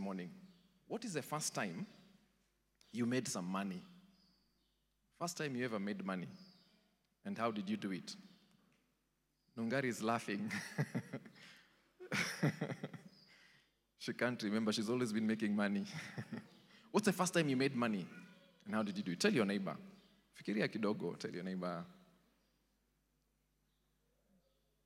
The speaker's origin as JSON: {"language": "English", "region": "Nairobi", "country": "Kenya", "tie": "born or raised there", "said": "I grew up in Eastlands, Umoja"}